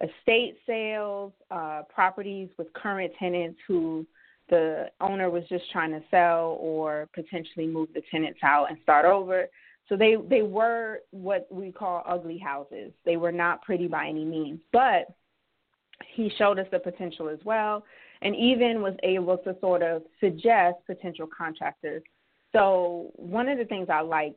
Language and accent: English; Georgia, United States; also born or lived in Dubai; now in Philadelphia, United States; owned about 10-plus properties in Georgia, where I'm originally from